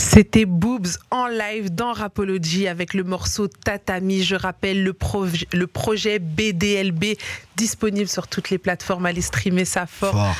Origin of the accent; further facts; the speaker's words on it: Liège, Wallonia, Belgium; moved away as an adult; now in Brussels, Belgium; je suis une liégeoise de base et j'ai été propulsée dans la vie bruxelloise